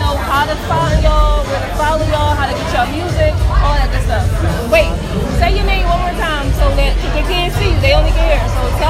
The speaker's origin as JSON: {"language": "English", "town": "Philadelphia", "region": "Pennsylvania", "country": "United States", "said": "I'm from Philly."}